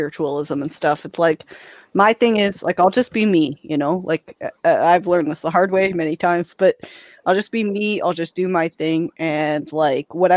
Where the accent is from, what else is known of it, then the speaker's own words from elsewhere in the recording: Canada; being a Canadian filmmaker